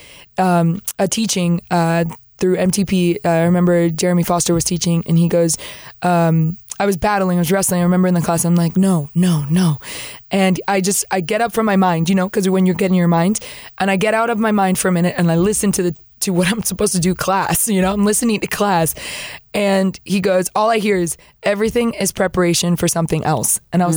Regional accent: Florida, United States; moved away as an adult; now in Peru; I'm from Florida

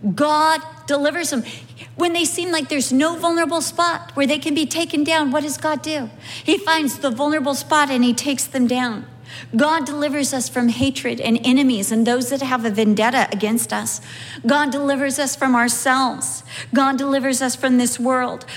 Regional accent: United States; I'm from America.

